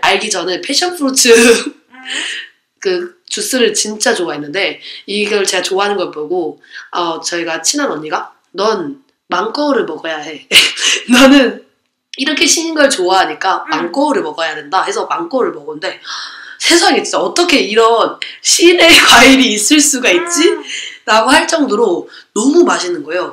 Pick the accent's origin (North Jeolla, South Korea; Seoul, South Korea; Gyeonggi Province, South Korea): Gyeonggi Province, South Korea; Gwangmyeong; 광명에 살았으니까